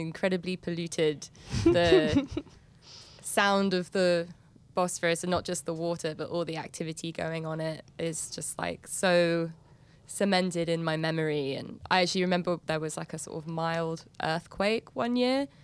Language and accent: English; London, United Kingdom; also born or lived in Istanbul; now in New York, United States; I grew up in London. I live in New York.